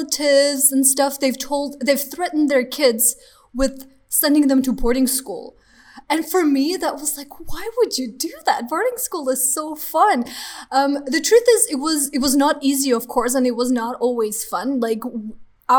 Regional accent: Armenia; I'm from Armenia

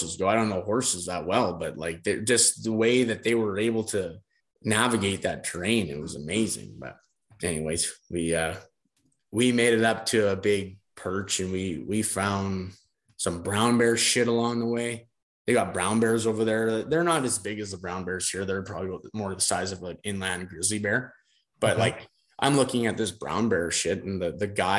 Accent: Brandon, Manitoba, Canada; we come from Brandon, I think we're 1,000 feet above sea level

